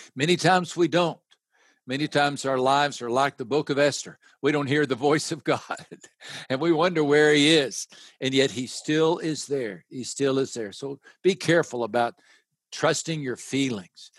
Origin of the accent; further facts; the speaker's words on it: West Texas, United States; I grew up in West Texas